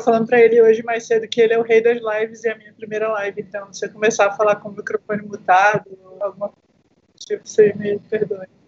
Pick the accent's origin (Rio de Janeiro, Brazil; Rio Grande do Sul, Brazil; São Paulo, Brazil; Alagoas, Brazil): Rio de Janeiro, Brazil; interior of; na cidade de onde eu vim, né, aqui do interior do Rio de Janeiro